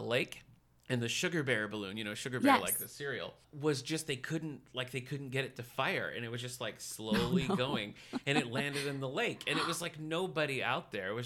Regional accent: Battle Creek, Michigan, United States; moved away; My hometown's Battle Creek, Michigan

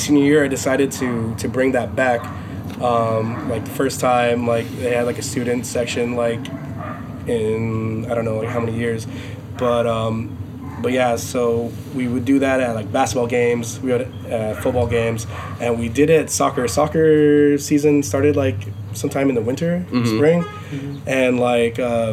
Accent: Los Angeles, California, United States; I'm from Los Angeles

